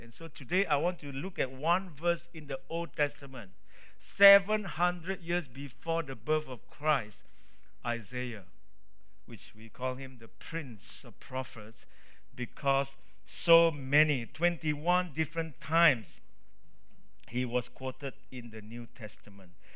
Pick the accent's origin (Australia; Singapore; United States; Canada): Singapore; I'm a Singaporean. I'm a big kiasu as well.